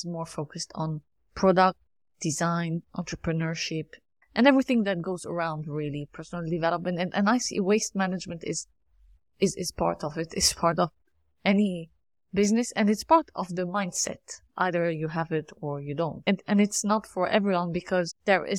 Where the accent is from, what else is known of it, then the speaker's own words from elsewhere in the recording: Lebanon; moved away; I'm from Lebanon originally